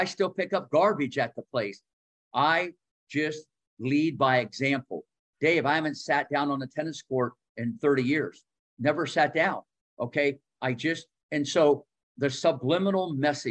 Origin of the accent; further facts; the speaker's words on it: Ohio, United States; growing up in Ohio